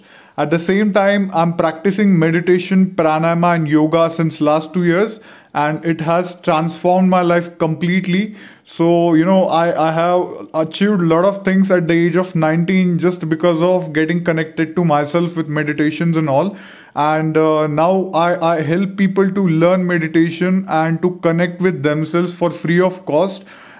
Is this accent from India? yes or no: yes; India; from India. I'm 19 years old